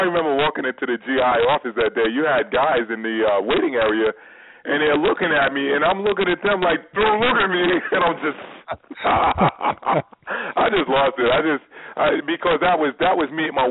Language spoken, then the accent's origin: English; New York, United States; growing up in New York